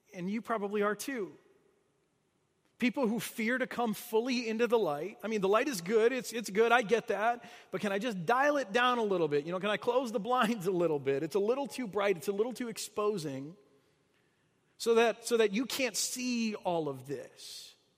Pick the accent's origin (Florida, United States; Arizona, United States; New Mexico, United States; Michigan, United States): Michigan, United States; moved away as an adult; now in St. Louis, United States; I grew up in Michigan. I spent my whole life there until I moved away to, uh, to come to graduate school